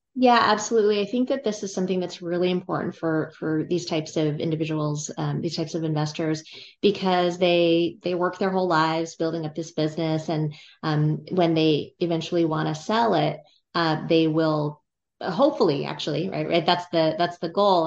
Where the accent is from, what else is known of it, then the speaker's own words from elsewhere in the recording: California, United States; I grew up in California, and I went to college at U C Berkeley